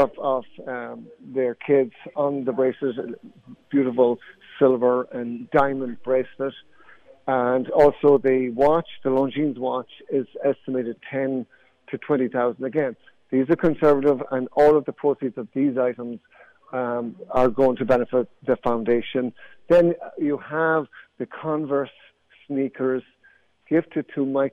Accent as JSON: {"language": "English", "town": "Athlone", "region": "Leinster", "country": "Ireland", "tie": "born or raised there", "moved": "as an adult", "lives_now": "United States", "said": "I'm from the south, and near Dublin, but the very center of the country, a place called Athlone"}